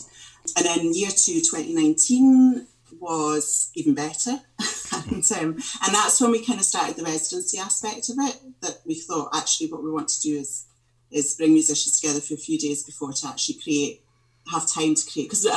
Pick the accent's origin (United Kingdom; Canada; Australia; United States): United Kingdom; Scotland; I was brought up in Ardmercan, and for me the village hall was just, you know, when I was wee growing up